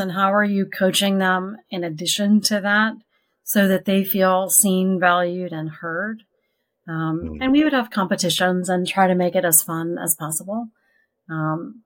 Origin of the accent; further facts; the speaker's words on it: Augusta, Georgia, United States; moved away; Growing up in Georgia